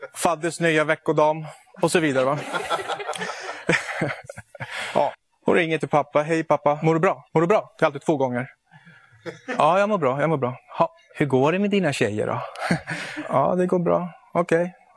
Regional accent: Syria; now in Sweden; Jag kommer ifrån Syrien, ett land i Mellanöstern

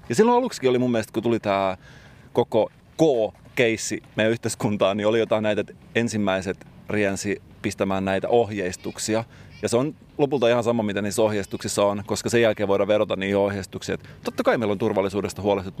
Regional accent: Salo, Southwest Finland, Finland; Mä itse tunnen tämän paikan hyvin, koska olen kotoisin sieltä seuralta

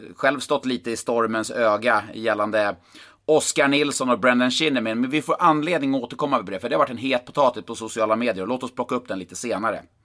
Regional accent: Karlstad, Värmland, Sweden; i Karlstad, i min hemort

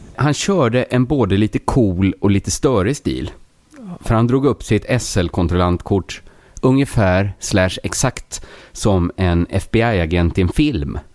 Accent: Sweden; jag är ju svensk

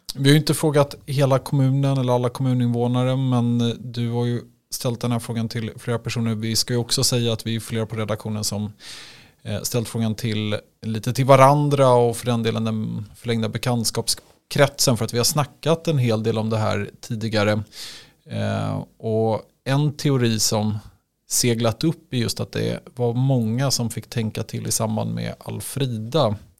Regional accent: Stockholm, Stockholm County, Sweden; där jag kommer ifrån, Stockholm

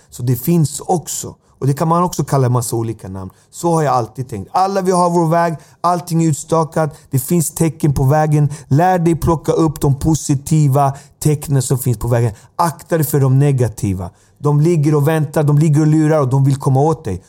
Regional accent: Alby, Stockholm County, Sweden; Jag kommer från Alby

